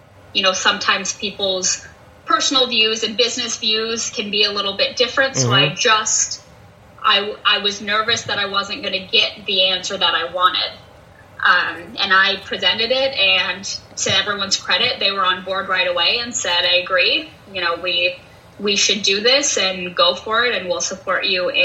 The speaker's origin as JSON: {"language": "English", "region": "Utah", "country": "United States", "moved": "as an adult", "lives_now": "Des Moines, United States", "said": "I'm originally from Utah"}